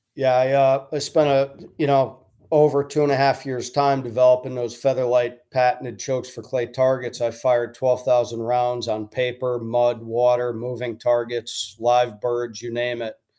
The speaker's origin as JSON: {"language": "English", "town": "Stratford", "region": "Connecticut", "country": "United States", "tie": "born or raised there", "said": "I grew up in Connecticut"}